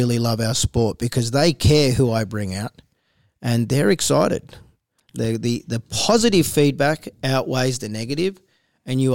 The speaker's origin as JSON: {"language": "English", "country": "Australia", "tie": "born or raised there", "also_born_or_lived": "Israel", "said": "I was born in Israel. I came over here when I was one. I was welcomed in Australia. I was originally going to a Jewish school. I ended up in a Catholic school"}